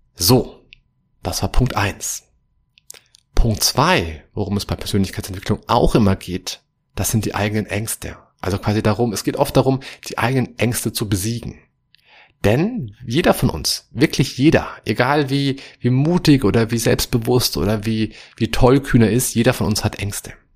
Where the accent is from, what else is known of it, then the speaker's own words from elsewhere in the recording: Germany; bei uns in Deutschland